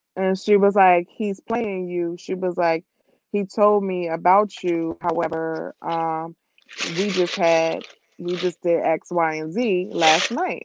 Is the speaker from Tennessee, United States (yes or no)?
no; New Jersey, United States; I was from Jersey